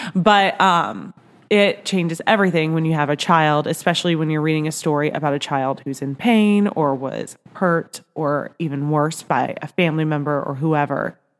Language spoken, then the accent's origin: English; Nebraska, United States; now in Kansas City, United States; I grew up in Nebraska